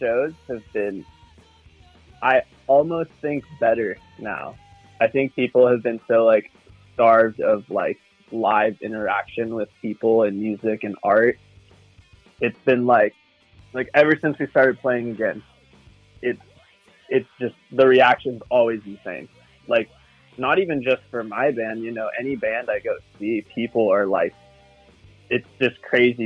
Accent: Santa Barbara, California, United States; We're from Santa Barbara, California, which is kind of like a small little surf town in California

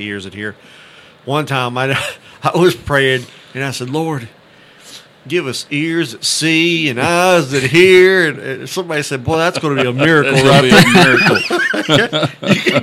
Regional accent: Haltom City, Texas, United States; I grew up in Haltom City

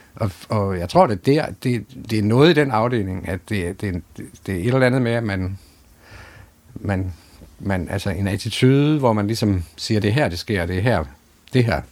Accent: Aarhus, Central Denmark Region, Denmark; jeg kommer jo fra Aarhus Friskole

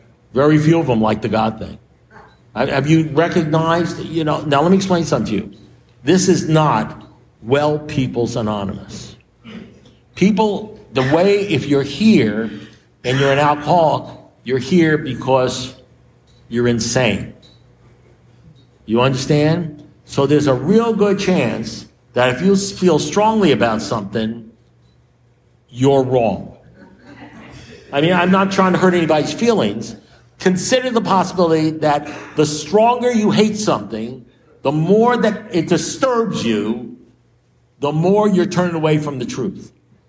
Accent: New York, United States; I'm a New Yorker

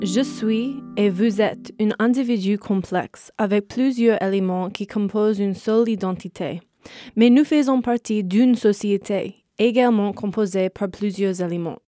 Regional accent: Norwalk, Connecticut, United States; French is a second language; je suis née à Norwalk, Connecticut comme ma mère et mon père

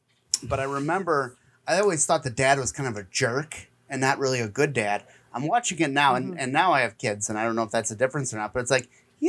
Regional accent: Kansas, United States; I'm from Kansas. I can do that.

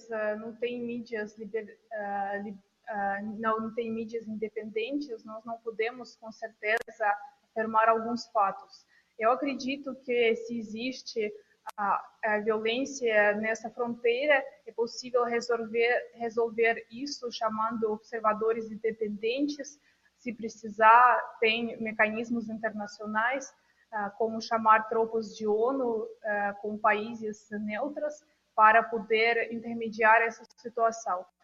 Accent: Moscow, Russia; Portuguese is a second language; moved away; eu sou de Moscou, meus parentes também moram lá.

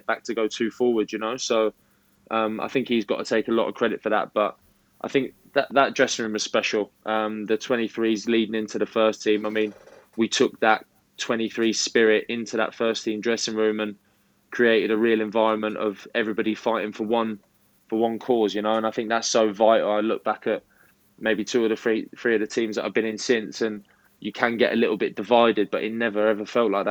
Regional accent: the South of England, United Kingdom; accent: Southern; they caught wind with my accent that I was a Southerner

